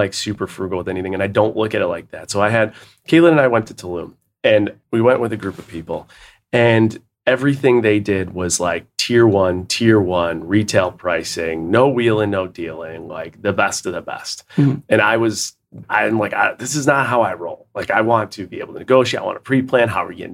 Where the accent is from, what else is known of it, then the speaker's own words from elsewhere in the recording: Buffalo, New York, United States; growing up in Buffalo